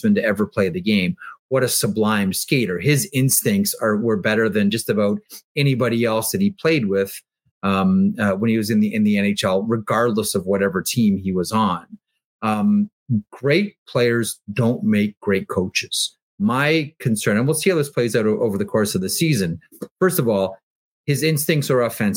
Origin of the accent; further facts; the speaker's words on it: Toronto, Ontario, Canada; I grew up in Toronto watching Daryl Sittler and watching Buffalo Sabres games